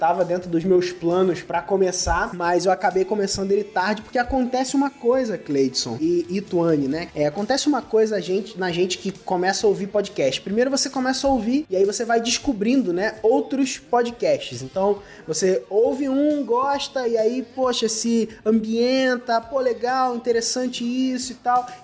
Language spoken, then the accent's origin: Portuguese; Cabo Frio, Rio de Janeiro, Brazil; É isso aí. Sou de Cabo Frio e eu eu trabalho, cara, com marketing digital, né?